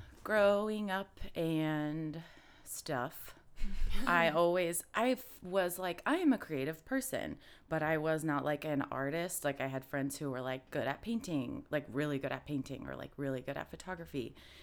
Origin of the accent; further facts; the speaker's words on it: Indiana, United States; now in Austin, United States; originally, I'm from Indiana. Midwest gal